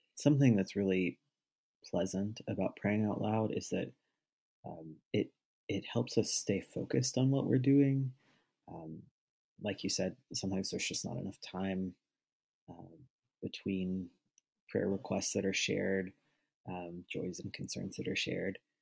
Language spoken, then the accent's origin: English; Arkansas, United States; I'm from Arkansas.